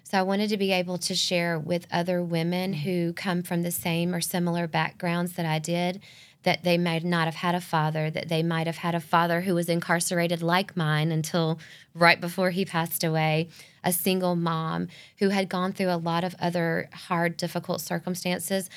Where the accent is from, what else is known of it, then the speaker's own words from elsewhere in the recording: Northeast Georgia, United States; moved away as an adult; also born or lived in Gainesville, Georgia / Atlanta area / Savannah, Georgia; had no intentions of ever moving back to my hometown